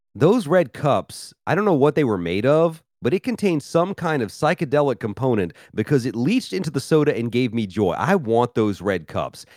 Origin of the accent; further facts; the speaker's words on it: Memphis, Tennessee, United States; moved away as an adult; now in Philadelphia, United States; I grew up in Memphis, Tennessee, and lived in several southern states for a long time.